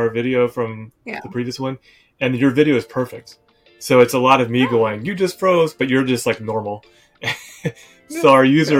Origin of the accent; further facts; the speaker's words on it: Naples, Florida, United States; moved away; I grew up in Naples, Florida, which is... Like the golf capital